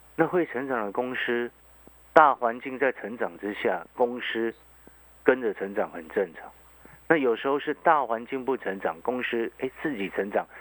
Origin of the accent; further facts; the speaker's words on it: Hualien, Hualien County, Taiwan; now in Taipei, Taiwan; 因为可能我在花莲长大，那个后来来台北念书这些的嘛，那时候我刚上台北的时候就非常的不习惯